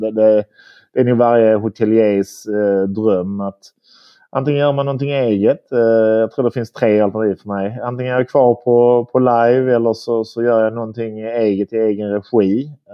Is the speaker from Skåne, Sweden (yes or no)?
yes; Malmö, Skåne, Sweden; also born or lived in Bulle, Switzerland / London / Copenhagen; urmalmöit, född och uppvuxen på, på Limhamn här.